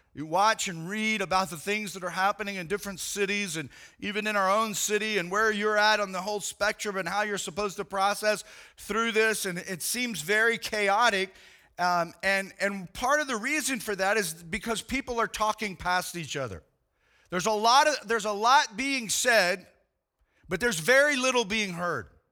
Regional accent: United States; I am a Christian that happens to be an American

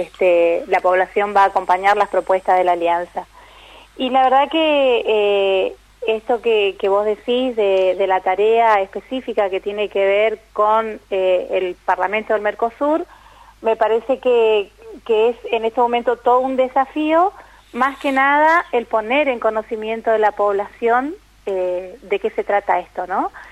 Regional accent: Paso de los Libres, Corrientes, Argentina; Paso de los Libres, que es de donde, de donde soy, no donde vivo

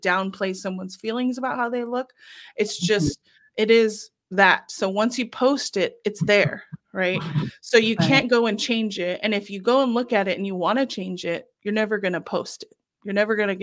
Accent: California, United States; I'm from California

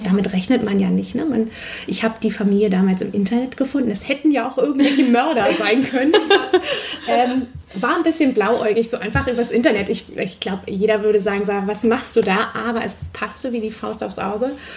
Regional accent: Heikendorf, Schleswig-Holstein, Germany; also born or lived in Kiel; Ich bin am Meer aufgewachsen, ähm, genau, komme eigentlich aus Heikendorf und habe jeden Tag am Strand verbracht

